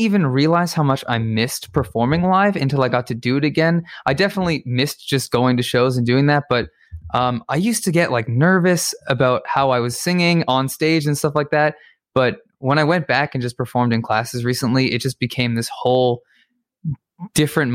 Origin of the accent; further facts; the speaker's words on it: Toronto, Ontario, Canada; moved away as an adult; now in Boston, United States; I'm from Toronto